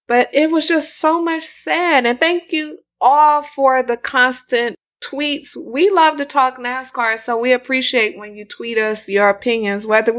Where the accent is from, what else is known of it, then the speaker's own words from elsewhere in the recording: California, United States; We're from California, the home of the SUV.